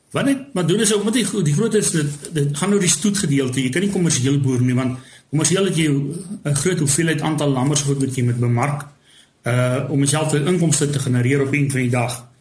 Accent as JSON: {"language": "Afrikaans", "area": "south of Keetmanshoop", "region": "ǁKaras", "country": "Namibia", "tie": "born or raised there", "also_born_or_lived": "Windhoek, Namibia / near Mariental, Namibia", "said": "die syde, syd van Keetmans, daar's waar ek groot geword"}